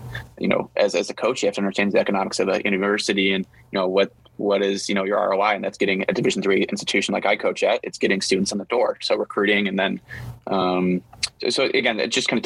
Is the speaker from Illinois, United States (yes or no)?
yes; Chicago, Illinois, United States; I'm from Chicago and suburbs and live in the city